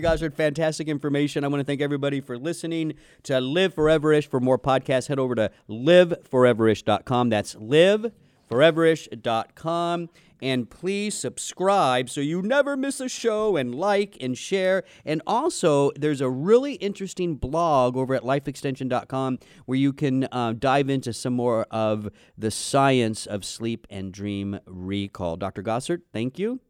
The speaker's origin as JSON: {"language": "English", "region": "Southern California", "country": "United States", "tie": "born or raised there", "said": "we grew up in Southern California"}